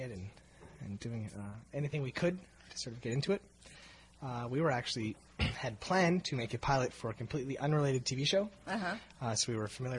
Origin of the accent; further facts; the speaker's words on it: Calgary, Alberta, Canada; moved away as an adult; now in Toronto, Canada; we're from Calgary. You have to understand. Growing up in Calgary